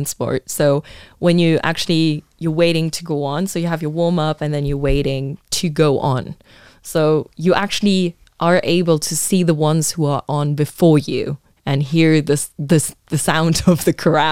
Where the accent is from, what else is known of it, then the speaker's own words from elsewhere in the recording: Luxembourg; English is a second language; I'm literally from the south of the south. I'm from Ash.